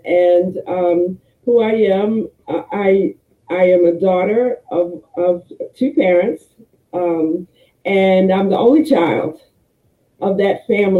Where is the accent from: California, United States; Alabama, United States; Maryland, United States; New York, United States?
Maryland, United States; Baltimore; I am from Baltimore, Maryland. Right now, our church is in Essex, Maryland